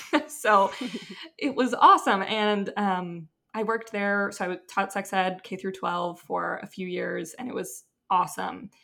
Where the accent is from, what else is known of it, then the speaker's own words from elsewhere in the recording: Seattle, Washington, United States; moved away as an adult; also born or lived in Utah; I'm from Seattle, went to Utah for undergrad